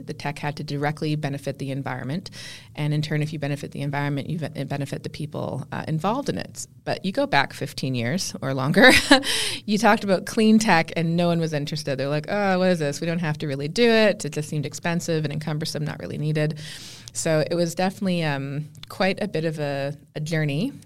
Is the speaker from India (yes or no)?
no; Canada; I just looked at myself more as being Canadian